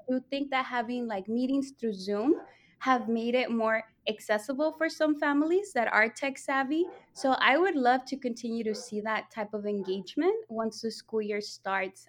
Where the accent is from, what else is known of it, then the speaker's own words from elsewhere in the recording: Los Angeles, California, United States; also born or lived in Tijuana, Mexico; I was born in Tijuana, Mexico, but I did migrate to the United States at two years old. So I've been living in, in Northeast Los Angeles most of my life.